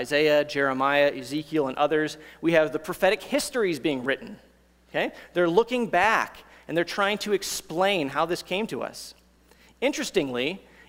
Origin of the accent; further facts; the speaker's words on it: United States; also born or lived in Kentucky; as Americans